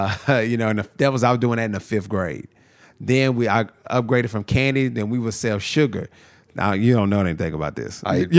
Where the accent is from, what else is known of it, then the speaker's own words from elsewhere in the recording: Nashville, Tennessee, United States; also born or lived in Lafayette, Louisiana; I've been here the whole time. I was born in Lafayette, Louisiana, but raised in Nashville, sure. Tennessee. I've been here since I was 6 years old. So Nashville's home.